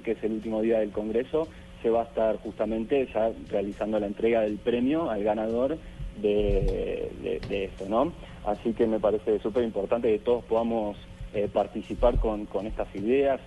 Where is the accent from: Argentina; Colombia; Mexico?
Argentina; yo soy de Argentina